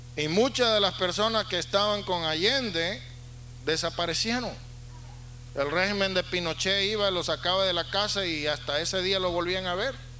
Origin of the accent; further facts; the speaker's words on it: Valera, Trujillo, Venezuela; also born or lived in Sacramento, California / California; now in United States; En el hospital en la ciudad de Valera donde yo nací